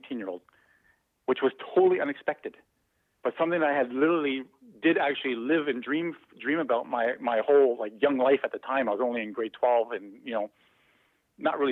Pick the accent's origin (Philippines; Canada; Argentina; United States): Canada; Toronto, Ontario; growing up in Toronto